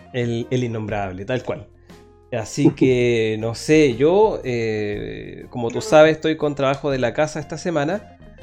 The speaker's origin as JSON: {"language": "Spanish", "country": "Chile"}